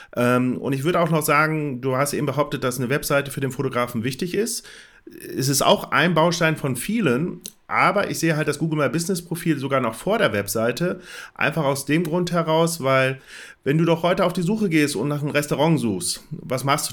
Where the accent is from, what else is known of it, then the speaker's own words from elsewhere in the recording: Bielefeld, North Rhine-Westphalia, Germany; ich komme aus Bielefeld, ähm, das Büro ist in Herford